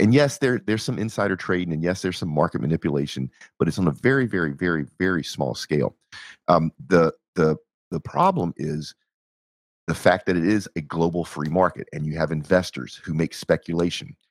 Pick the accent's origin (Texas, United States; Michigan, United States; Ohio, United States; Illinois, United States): Texas, United States